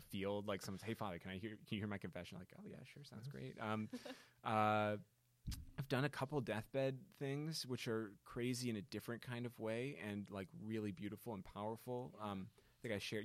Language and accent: English; Naperville, Illinois, United States; moved away; my hometown is Naperville, Illinois, which is the form, the platonic form of suburb.